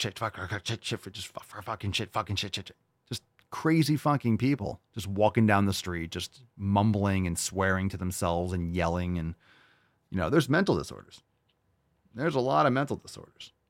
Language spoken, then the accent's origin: English; New York City, New York, United States; I grew up in New York City. I was born in New York City. I was born in the village